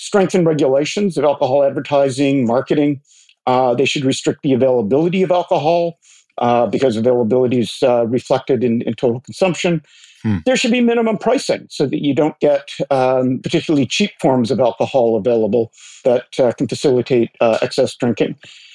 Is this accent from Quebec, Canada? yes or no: no; Port Hope, Ontario, Canada; I'm sitting here in my hometown of Port Hope